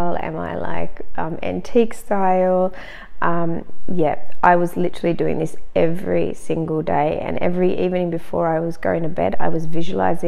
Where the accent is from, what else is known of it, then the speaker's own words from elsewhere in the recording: Australia; now in Germany; I'm actually Australian and I was living in Germany. I'm still living in Germany.